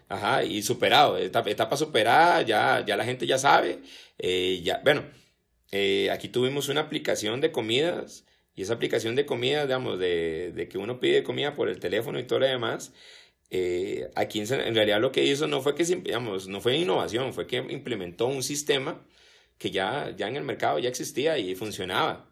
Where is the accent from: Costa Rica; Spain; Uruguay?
Costa Rica; nosotros como ticos